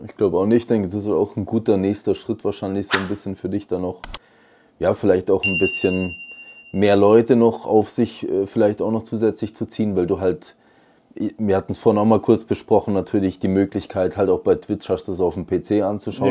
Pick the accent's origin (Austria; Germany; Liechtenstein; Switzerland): Switzerland; bei uns in der Schweiz